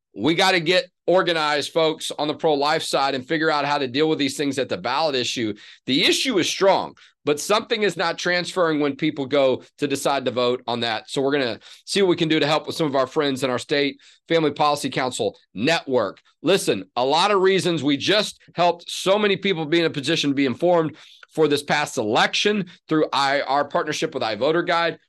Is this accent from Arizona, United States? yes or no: no; Houston, Texas, United States; I grew up in Houston